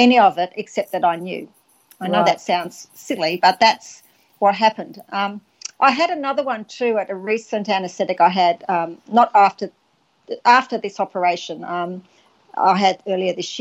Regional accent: Wales, United Kingdom; I was born in Wales, and ever since I was a little girl

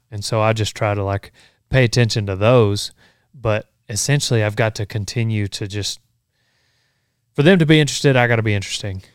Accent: Memphis, Texas, United States; we, we grew up in Memphis

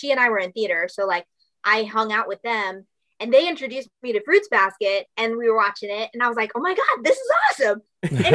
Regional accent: Minnesota, United States; accent: Minnesotan; I'm from Minnesota.

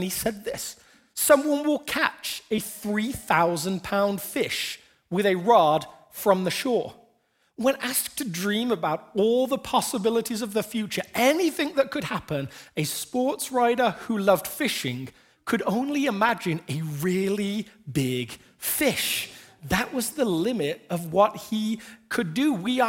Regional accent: England, United Kingdom; When I was growing up in England, there was a lottery

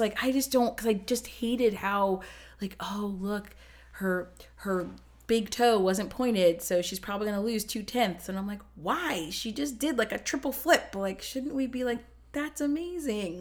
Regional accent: Ohio, United States; moved away; also born or lived in New Jersey; I grew up in Ohio, and then we moved to New Jersey

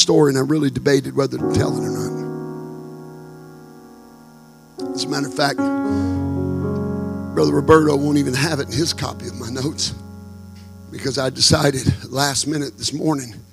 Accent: Texarkana, United States; my hometown in Texarkana

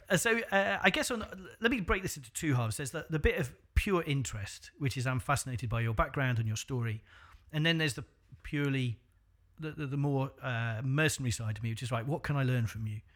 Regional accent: North Wales, United Kingdom; I came from North Wales

